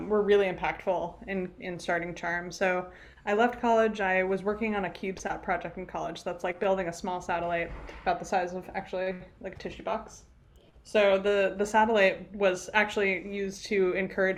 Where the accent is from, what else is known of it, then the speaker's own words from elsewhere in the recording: New Jersey, United States; moved away as an adult; also born or lived in Rhode Island; my background, I grew up in New Jersey